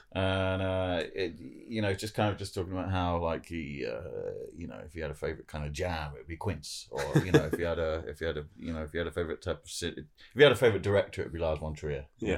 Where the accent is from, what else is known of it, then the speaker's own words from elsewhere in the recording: Jersey; my family's like French and from Oldham, but I grew up in Jersey.